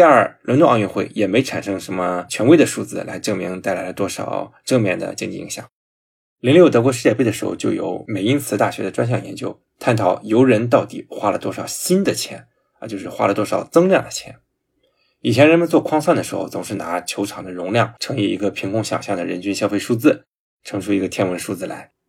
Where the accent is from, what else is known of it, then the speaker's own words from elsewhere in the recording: Jinan, Shandong, China; 我家乡泰山队，济南一个省体一个奥体啊